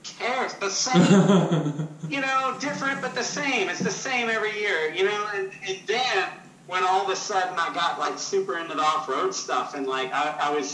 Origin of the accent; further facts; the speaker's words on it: Jacksonville, Florida, United States; I grew up in Jacksonville, Florida